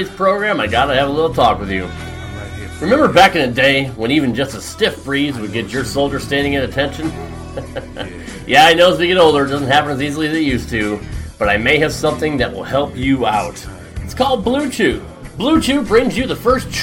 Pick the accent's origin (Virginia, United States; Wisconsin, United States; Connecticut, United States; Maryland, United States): Connecticut, United States; I grew up in the Northeast. I grew up in Connecticut.